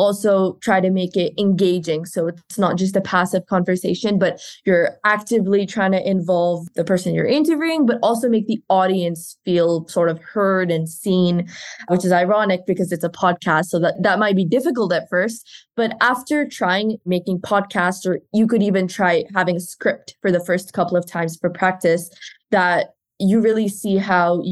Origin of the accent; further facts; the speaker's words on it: India; now in Italy; I'm originally from India, but I study in Italy and I'm going to graduate in 2 months